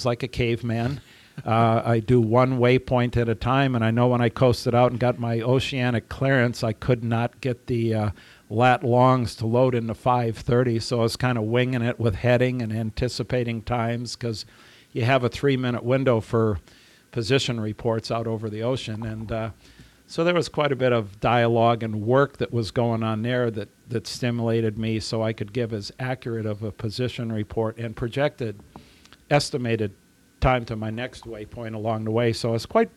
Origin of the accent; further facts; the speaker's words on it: Germany; moved away; my parents were German. I grew up in Germany